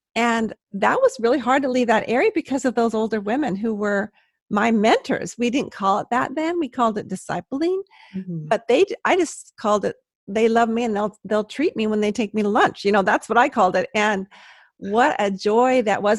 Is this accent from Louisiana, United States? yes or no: no; Palos Verdes, California, United States; I'm a California girl